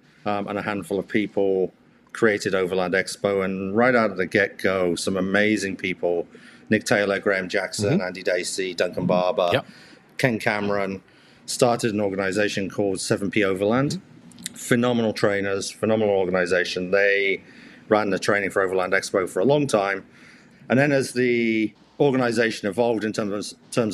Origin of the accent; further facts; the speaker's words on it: Alderminster, West Midlands, United Kingdom; now in Canada; I remember we lived in a place called Alderminster, so south of Stratford-upon-Avon